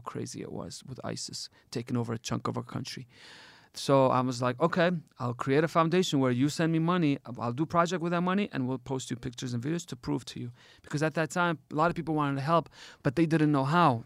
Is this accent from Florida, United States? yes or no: no; Detroit, Michigan, United States; now in Erbil, Iraq; I grew up in Detroit, but I'm not from Detroit. I'm from here